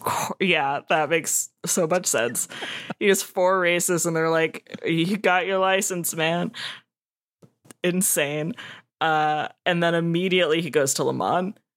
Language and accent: English; Savannah, Georgia, United States; I'm from Savannah